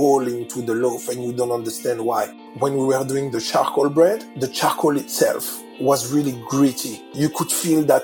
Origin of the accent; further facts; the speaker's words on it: France; also born or lived in Versailles; now in Sydney, Australia; So I grew up in France. I was born in Versailles